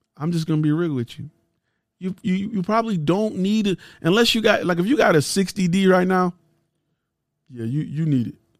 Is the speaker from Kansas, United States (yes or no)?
no; Detroit, Michigan, United States; I'm from Detroit